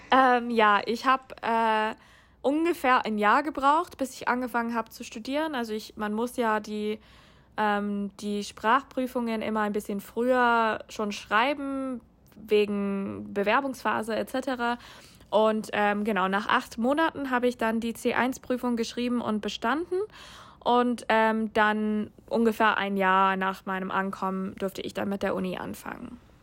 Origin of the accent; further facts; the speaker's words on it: United States; German is a second language; moved away as an adult; also born or lived in Germany; now in Hamburg, Germany; Ich komme ursprünglich aus den USA